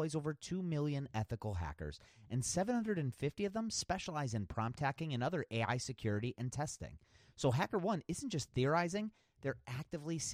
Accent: Cleveland, Ohio, United States; here in my hometown of Cleveland, Ohio

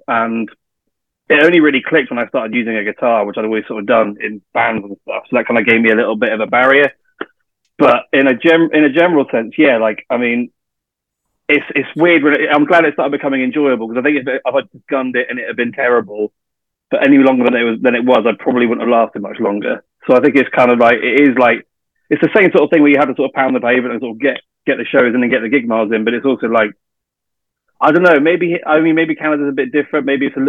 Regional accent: England, United Kingdom; Well, I'm from England

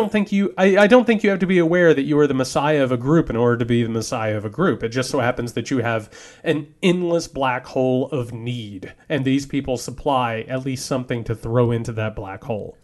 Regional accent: southern Indiana, United States; moved away as an adult; also born or lived in southern Georgia; now in Georgia, United States; I grew up in southern Indiana

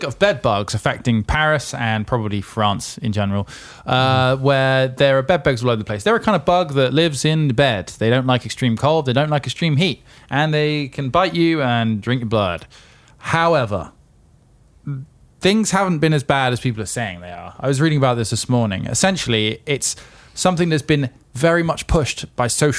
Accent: England, United Kingdom; we're English

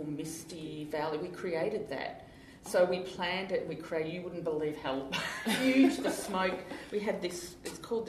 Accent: Australia; I'm Australian

